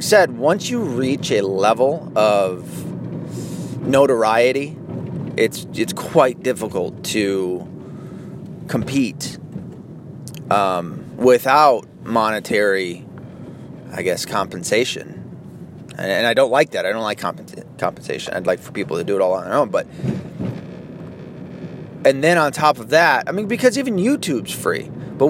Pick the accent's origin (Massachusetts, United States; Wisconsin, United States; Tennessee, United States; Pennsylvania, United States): Tennessee, United States; also born or lived in Arkansas; now in Michigan, United States; I was born in Arkansas, raised in Tennessee, but I still come from Michigan.